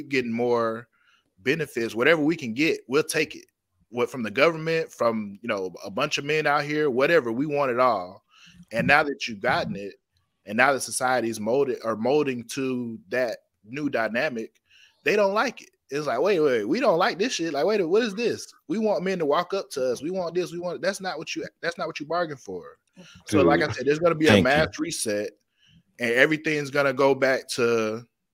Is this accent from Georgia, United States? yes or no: yes; Atlanta, Georgia, United States; I'm from Atlanta, Georgia